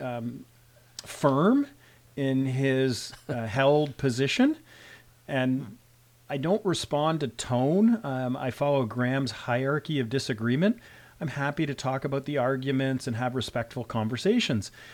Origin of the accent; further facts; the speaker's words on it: Canada; I'm a Canadian physician. I'm also a rural physician.